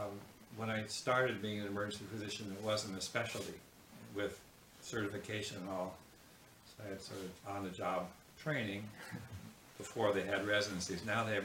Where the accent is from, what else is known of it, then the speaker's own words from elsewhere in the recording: Concord, California, United States; moved away as an adult; I was raised in the Bay Area and went through college and med school there and came over for internship, and so I've been here 50 years.